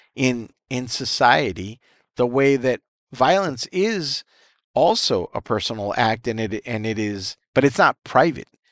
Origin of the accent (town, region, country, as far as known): United States